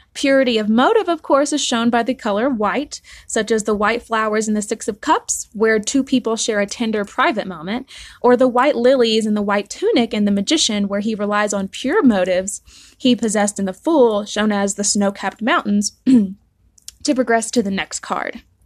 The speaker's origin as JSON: {"language": "English", "region": "the South", "country": "United States", "said": "I'm from the South"}